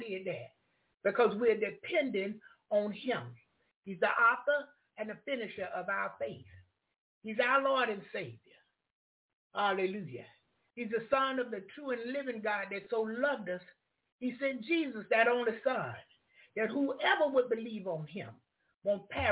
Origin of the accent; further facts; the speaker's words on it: the South, United States; I'm from the South.